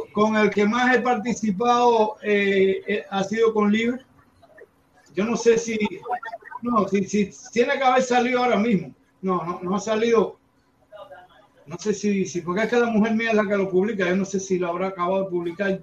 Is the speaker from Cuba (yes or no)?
yes; Cuba; moved away